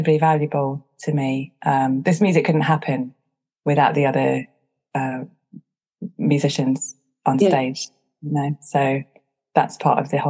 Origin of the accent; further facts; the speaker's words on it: Chichester, South East England, United Kingdom; now in London, United Kingdom; I grew up in West Sussex. It's not exactly a melting pot of different cultures at Chichester. But I live in London